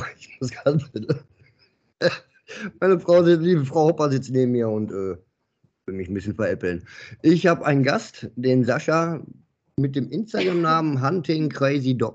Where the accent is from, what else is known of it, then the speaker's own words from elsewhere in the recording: Dinslaken, North Rhine-Westphalia, Germany; Ich bin gebürtiger Dienstlagner, dann weißt du, wo ich herkomme.